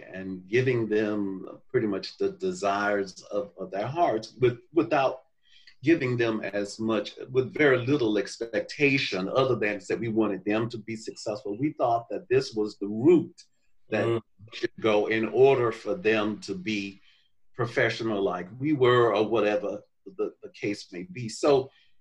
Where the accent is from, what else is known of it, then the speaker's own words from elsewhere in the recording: Mobile, Alabama, United States; now in Atlanta, United States; growing up in Mobile, Alabama, in the segregated